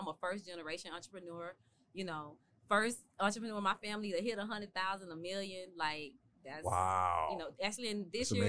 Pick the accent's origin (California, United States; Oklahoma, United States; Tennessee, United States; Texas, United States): Tennessee, United States; Memphis; also born or lived in Miami; Yeah, but Memphis, I graduated from high school in Memphis.